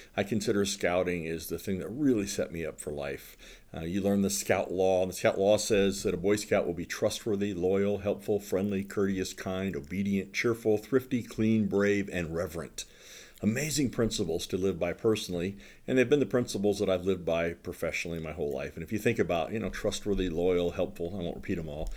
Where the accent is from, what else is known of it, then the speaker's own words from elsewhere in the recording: Southern Ohio, United States; moved away; also born or lived in Fort Wayne, Indiana; I grew up in Southern Ohio